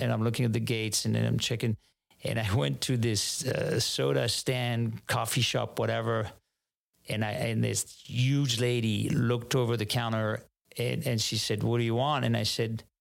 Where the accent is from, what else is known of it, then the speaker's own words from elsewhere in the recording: Paris, Île-de-France, France; English is a second language; moved away as an adult; now in San Francisco, United States; It doesn't get any more proper than where I grew up, in the 18th district, which a lot of people relate to as Montmartre, the art district of Paris